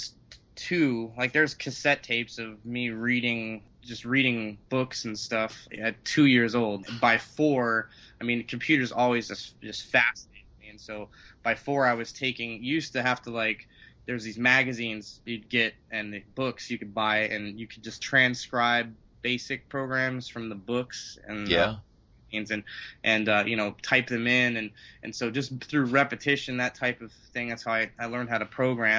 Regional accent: Colorado Springs, Colorado, United States; born or raised there; also born or lived in California / Denver

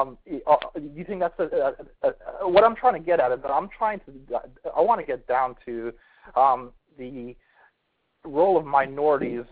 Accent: Washington, District of Columbia, United States; also born or lived in Tallahassee, Florida; I'm from the Washington, D.C. area

